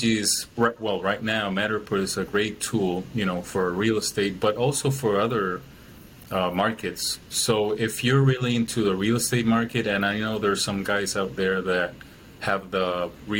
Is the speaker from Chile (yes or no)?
yes; Chile; moved away as an adult; now in Milwaukee, United States; I'm originally from Chile, I live in Milwaukee now.